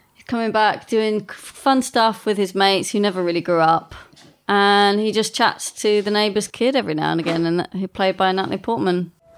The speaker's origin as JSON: {"language": "English", "region": "England", "country": "United Kingdom", "tie": "born or raised there", "said": "I grew up in a village which is even smaller than"}